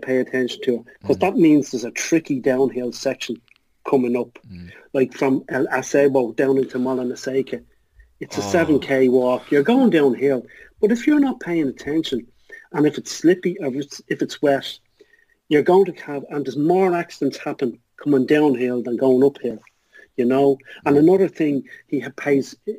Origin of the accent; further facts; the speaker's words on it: Ireland; as an Irish thing